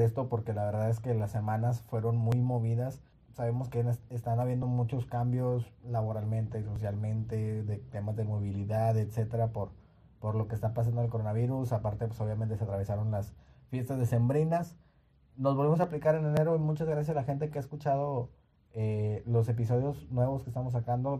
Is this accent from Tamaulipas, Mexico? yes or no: yes; Nuevo Laredo, Tamaulipas, Mexico; moved away; Yo soy de la ciudad de Nuevo Laredo y en la ciudad donde yo, donde yo nací o donde yo crecí